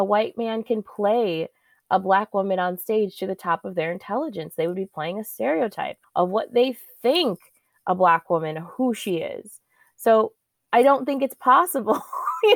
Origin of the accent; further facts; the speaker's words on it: Glendale, Wisconsin, United States; also born or lived in Milwaukee, Wisconsin / Madison, Wisconsin; I grew up in Wisconsin, born and raised